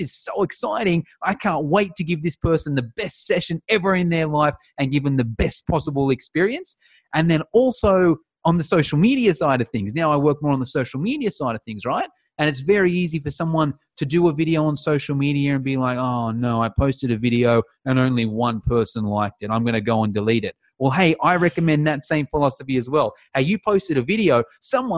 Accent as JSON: {"language": "English", "town": "Sydney", "region": "New South Wales", "country": "Australia", "said": "I'm from Sydney."}